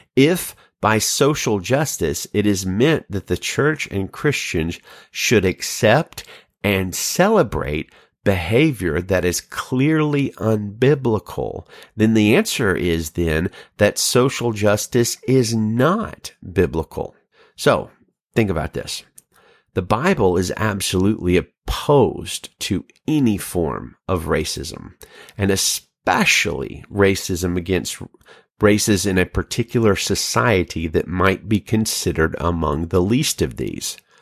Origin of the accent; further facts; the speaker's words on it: Alabama, United States; moved away as an adult; now in Salinas, United States; I'm from Alabama